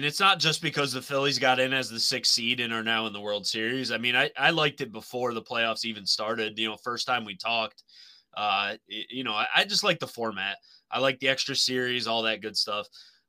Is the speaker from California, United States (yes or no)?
no; Pennsylvania, United States; the county that we grew up in Pennsylvania, right? Bradford County.